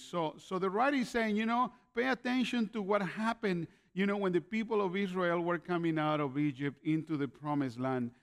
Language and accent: English; Nicaragua; also born or lived in Canada / California, United States; now in Grand Rapids, Michigan, United States; I was born in Nicaragua and moved to Canada in the 80s, 1987